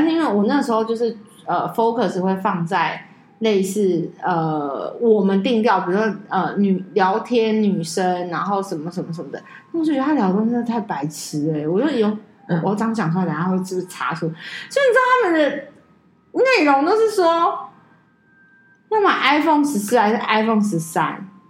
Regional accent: Taiwan; 可是我台湾人还怎么样？

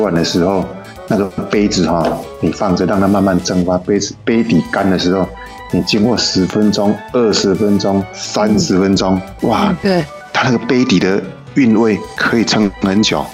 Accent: Taiwan; 我们台湾人

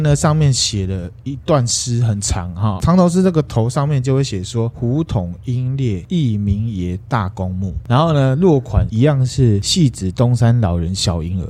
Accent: Taiwan; 不过还好我台语很溜

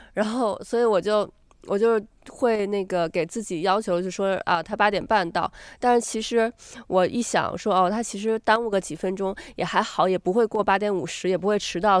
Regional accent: Beijing, China; now in New Zealand; 咱们是从海淀出来的孩子

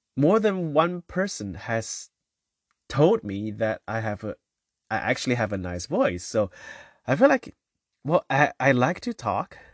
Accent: China; So I come from China, and, uh, so growing up

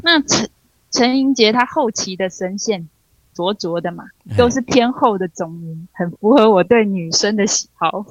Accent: New Taipei, Taiwan; 我是在新北长大的

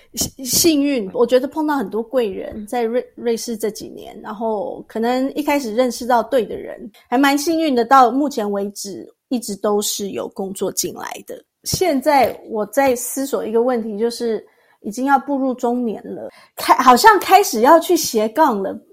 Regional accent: Tainan, Taiwan; moved away as an adult; now in Zurich, Switzerland; 我是台南人

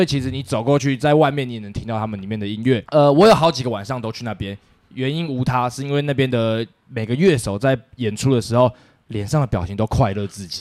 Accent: Taiwan

